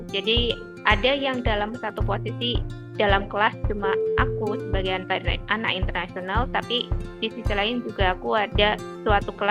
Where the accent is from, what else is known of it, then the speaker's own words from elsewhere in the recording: Banyumas, Central Java, Indonesia; aku asli Banyumas. Dela tahu Banyumas? Mbak aku Banyumas loh.